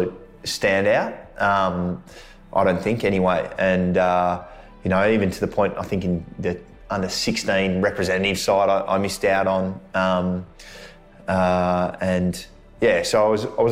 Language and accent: English; Melbourne, Victoria, Australia; moved away as an adult; now in Sydney, Australia; I grew up in Melbourne, family of a lot of AFL players around me, my cousins, my dad and grandfather played. But I moved up to Sydney at the end of 2009